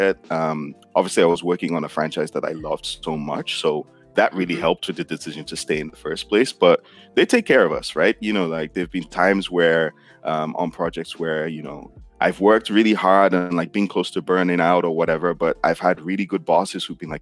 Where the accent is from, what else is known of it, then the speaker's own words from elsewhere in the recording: Nigeria; I got my degree in economics because I'm Nigerian and that's what Nigerian parents kind of expect from you.